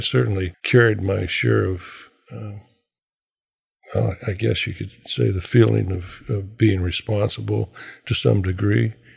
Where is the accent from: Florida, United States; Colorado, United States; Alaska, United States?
Alaska, United States; Anchorage; myself and a couple of guys that I was raised with here in Anchorage